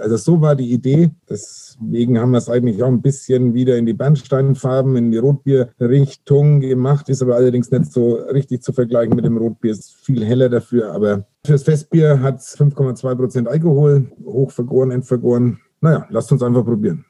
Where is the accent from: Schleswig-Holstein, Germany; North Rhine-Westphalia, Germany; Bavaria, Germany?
Bavaria, Germany; Nuremberg; moved away as an adult; also born or lived in Berlin; dann kam ich 2003 wieder nach Nürnberg in meine Heimatstadt